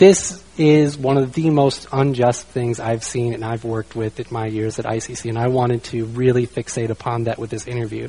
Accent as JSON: {"language": "English", "country": "United States", "said": "I'm from the United States"}